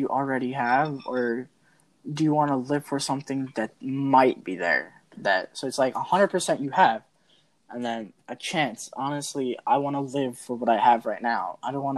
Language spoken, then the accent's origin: English; India; I'm Indian